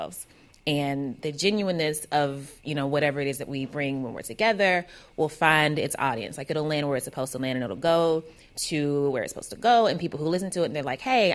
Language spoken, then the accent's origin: English; Kentucky, United States; I'm from Kentucky, so I don't sound like those dudes for a number of reasons, because I'm a woman and because I have an accent